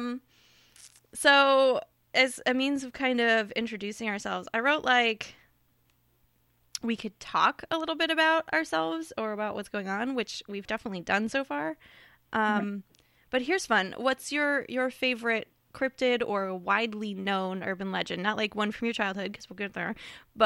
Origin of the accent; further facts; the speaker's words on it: Ohio, United States; I am from Ohio